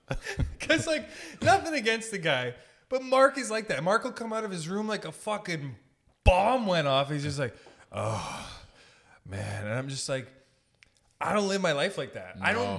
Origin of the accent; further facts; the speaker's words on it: Sault Ste. Marie, Ontario, Canada; Like, I'm from Sault Ste. Marie.